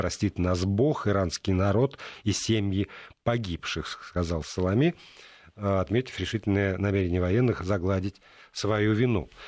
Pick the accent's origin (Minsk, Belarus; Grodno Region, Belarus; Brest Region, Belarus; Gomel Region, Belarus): Minsk, Belarus; А, я из Минска, у нас это отмечают официально тоже.